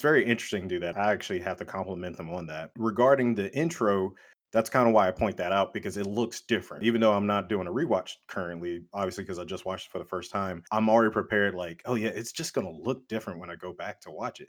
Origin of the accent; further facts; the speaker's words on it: United States; as American male